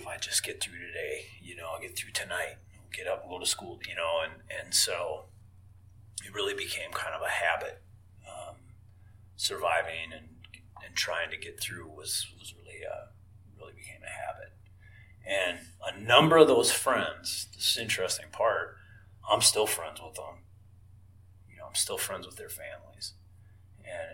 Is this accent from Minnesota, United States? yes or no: yes; Paynesville, Minnesota, United States; my hometown in Painesville